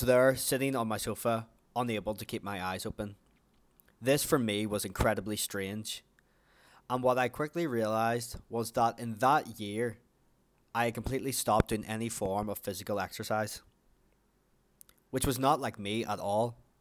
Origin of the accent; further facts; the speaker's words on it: Ireland; also born or lived in New Zealand; as you can probably already tell from my accent, that I am from Ireland